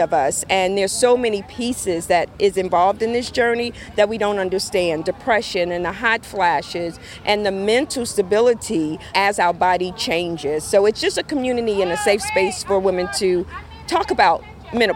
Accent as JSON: {"language": "English", "town": "Newark", "region": "New Jersey", "country": "United States", "tie": "born or raised there", "also_born_or_lived": "Hillside, New Jersey", "said": "I was born and raised here in Newark, actually right up the street on 7th Street and Park Avenue"}